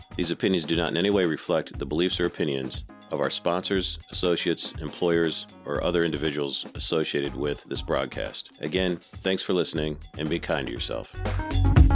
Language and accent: English; Northern Ohio, United States; I'm from Northern Ohio, but that's just Great Lakes